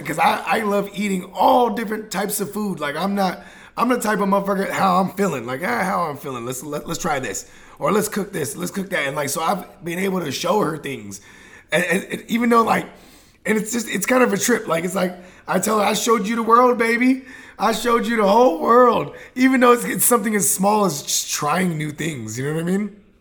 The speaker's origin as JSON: {"language": "English", "area": "Bay Area", "region": "California", "country": "United States", "said": "I'm from the Bay Area"}